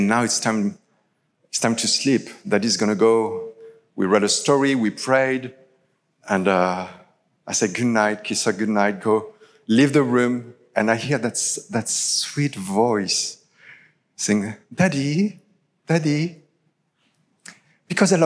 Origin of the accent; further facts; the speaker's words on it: France; English is a second language; now in Toronto, Canada; I'm originally from France